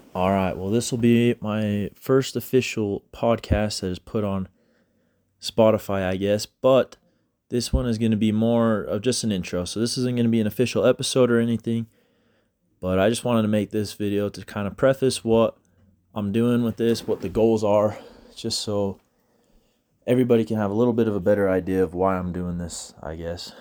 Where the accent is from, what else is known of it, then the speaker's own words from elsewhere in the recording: Grantsville, Utah, United States; I'm from Utah. I'm from Grantsville, Utah.